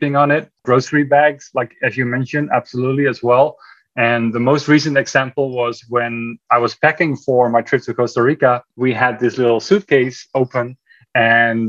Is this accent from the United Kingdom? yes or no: no; Netherlands; moved away as an adult; also born or lived in California; now in Texas, United States; we are originally from the Netherlands, my wife and I. So we moved to the United States in 2011, 11 years ago